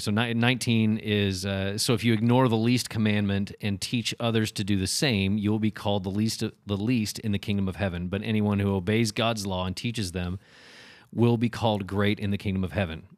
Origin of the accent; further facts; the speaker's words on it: United States; we grew up in America, right? It's the United States